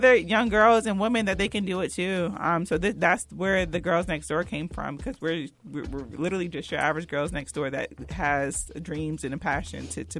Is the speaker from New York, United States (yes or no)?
no; New Jersey, United States; now in North Carolina, United States; So we talked about like us growing up in New Jersey and then moving to North Carolina